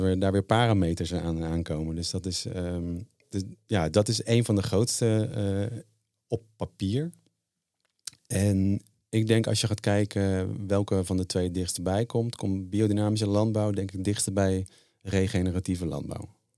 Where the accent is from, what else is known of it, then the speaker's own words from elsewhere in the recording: Zeeland, Netherlands; ik ben geboren in de Zeeuwse klei. En, eh, daar was ik al vanaf klein af, jongetje af aan